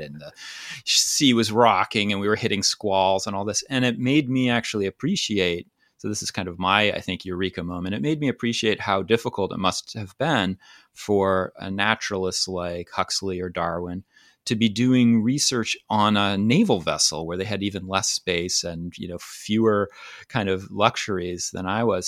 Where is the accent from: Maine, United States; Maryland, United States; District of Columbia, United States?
Maine, United States; I grew up on the coast of Maine